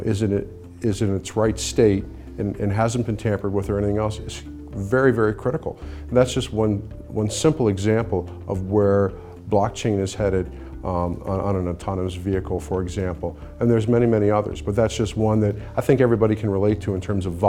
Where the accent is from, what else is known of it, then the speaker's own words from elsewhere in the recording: United States; I'm from the New York area